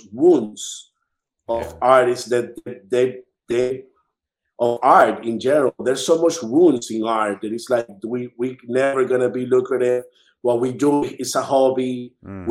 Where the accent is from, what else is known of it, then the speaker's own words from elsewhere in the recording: Dominican Republic; now in New York, United States; I am from Dominican Republic